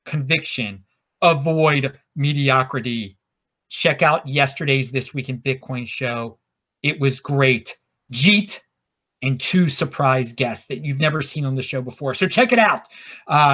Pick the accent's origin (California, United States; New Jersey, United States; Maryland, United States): Maryland, United States; Baltimore; now in Los Angeles, United States; I'm from Baltimore originally